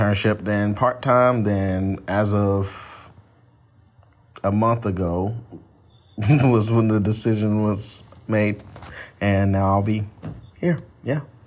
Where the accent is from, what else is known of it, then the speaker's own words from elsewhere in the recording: Atlanta, Georgia, United States; moved away as an adult; now in South Carolina, United States; I'm originally from Atlanta, Georgia. That's where I was born and raised.